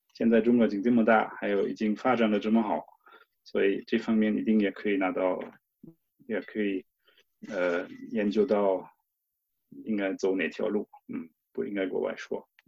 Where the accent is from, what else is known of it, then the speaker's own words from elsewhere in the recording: Cologne, North Rhine-Westphalia, Germany; Chinese is a second language; moved away as an adult; also born or lived in China; now in Ingolstadt, Germany; 我在科隆就度假，回过老家